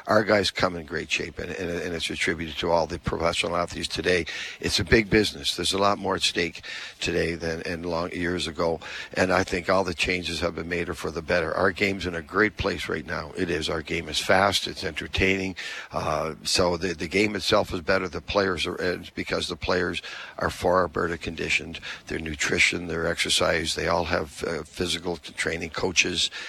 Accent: Halifax, Nova Scotia, Canada; now in Winnipeg, Canada; I'm from Halifax, and uh, so I grew up there. My wife and I are both from there.

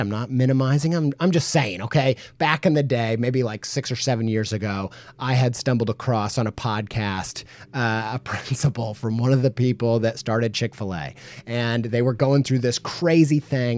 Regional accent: Indiana, United States; I grew up in Indiana

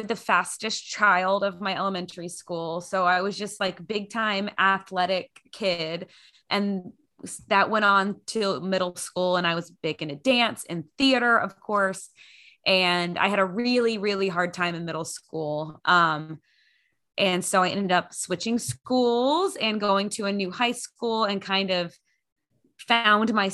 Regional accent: Grand Prairie, Texas, United States; I grew up in Grand Prairie, Texas, which is just one of the many suburbs of Dallas

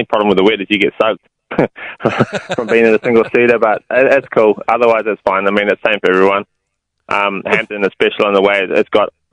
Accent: New Zealand; moved away; I am a Kiwi. I've done all my stuff overseas. So to be back home again

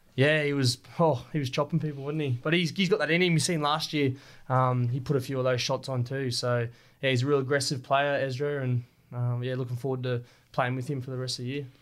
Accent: Rockhampton, Queensland, Australia; growing up in Rocky

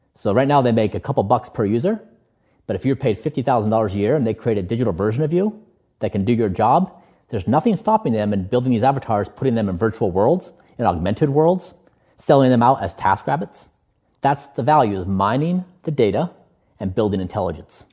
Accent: United States; we we both come from a similar background where we grew up in the United States.

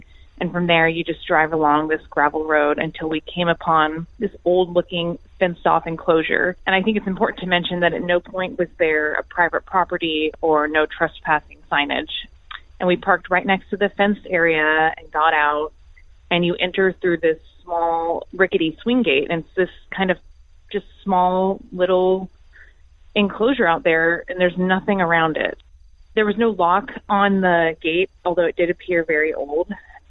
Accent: Washington, United States; I'm from Washington, and this is a story about baby graves.

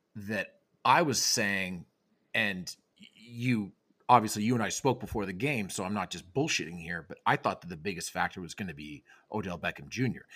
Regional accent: Canada; I'm Canadian

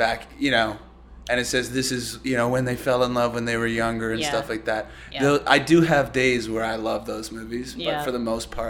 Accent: Vancouver, British Columbia, Canada; I grew up in Vancouver.

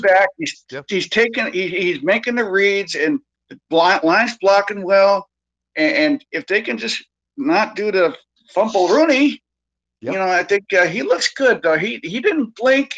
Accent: Bay Area, California, United States; I've been in the Sacramento area for a long time, and I grew up in the Bay Area.

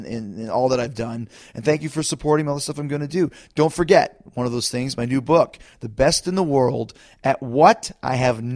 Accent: Winnipeg, Manitoba, Canada; my hometown of Winnipeg

